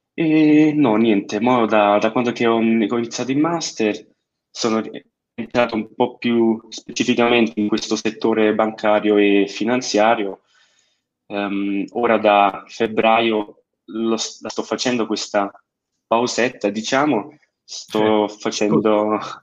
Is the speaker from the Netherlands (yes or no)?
no; Switzerland; io sono nato e cresciuto in Svizzera, però uh-huh. sono italiano in uh, tutti i sensi del, eh, del modo, eh, genitori italiani e tutto, però nato e cresciuto in Svizzera.